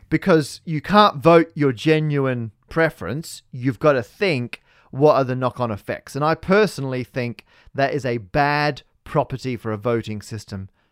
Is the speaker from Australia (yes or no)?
yes; Australia; we're both Australian